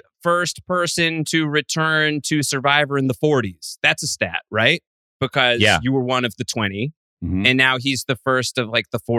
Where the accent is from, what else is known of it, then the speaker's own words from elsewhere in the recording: New York, United States; as a New Yorker